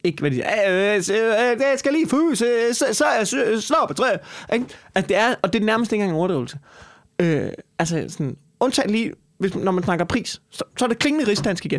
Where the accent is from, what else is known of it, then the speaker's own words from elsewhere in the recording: Copenhagen, Capital Region of Denmark, Denmark; som københavner